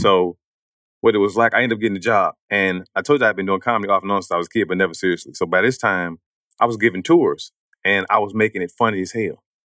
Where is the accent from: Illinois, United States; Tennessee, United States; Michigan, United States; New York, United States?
Illinois, United States; East St. Louis; I'm from East Saint Louis